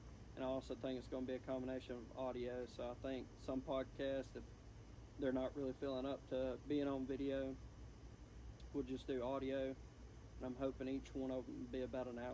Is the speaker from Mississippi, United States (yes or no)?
yes; Blue Springs, Mississippi, United States; A lot of y'all know I grew up in Blue Springs, Mississippi